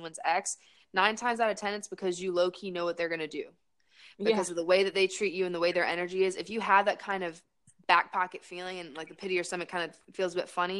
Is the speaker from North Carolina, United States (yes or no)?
yes; Raleigh, North Carolina, United States; also born or lived in Winston-Salem, North Carolina; my homegirls from growing up in Raleigh